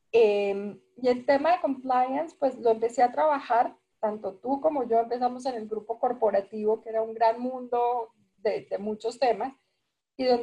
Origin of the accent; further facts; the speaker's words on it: Peru; moved away as an adult; also born or lived in Bogotá; yo pues, estudié, estudié en, Bogotá, aunque crecí en Perú, crecí, hice el, el bachillerato en Perú y, además, antes de irme para Perú, me fui para Perú a los 10 años.